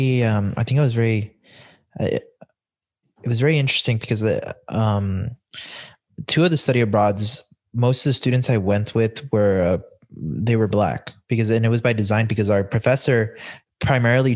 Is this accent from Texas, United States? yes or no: yes; El Paso, Texas, United States; I grew up in El Paso